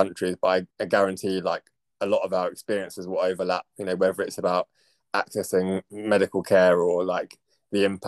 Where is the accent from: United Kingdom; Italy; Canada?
United Kingdom; Cambridge, East of England; moved away as an adult; also born or lived in London; now in Essex, United Kingdom; I kind of grew up in Cambridge and then a bit of back and forth between Cambridge and London.